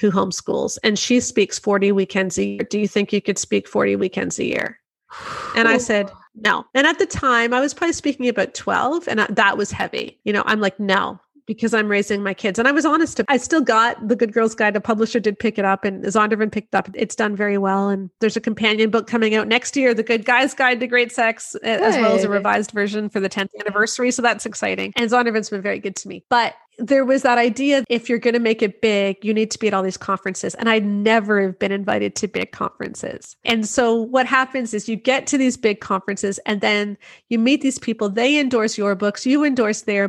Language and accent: English; Canada; I'm Canadian. So I'm outside of the US